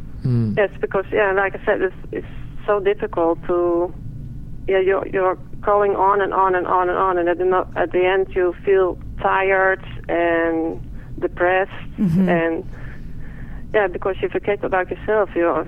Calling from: Netherlands; English is a second language; I'm calling from the Netherlands, so I'm sorry for my English.

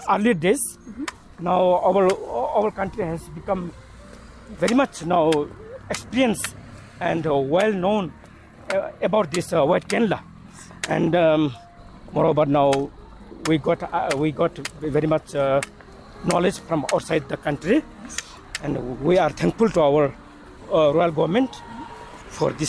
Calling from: Samtse, Bhutan; English is a second language; Uh, I'm coming from Samtse, madam.

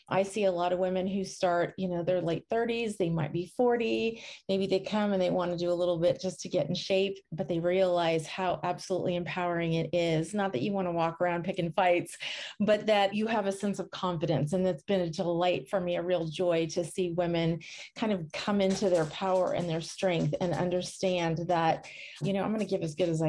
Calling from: New Smyrna Beach, Florida, United States; I am coming from New Smyrna Beach in Florida, which is on the Atlantic side, near about an hour from Orlando.

